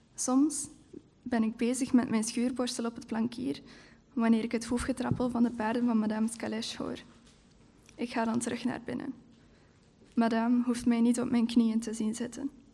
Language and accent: Dutch; Heule, Flanders, Belgium; in Heulen, waar ik ook opgegroeid ben.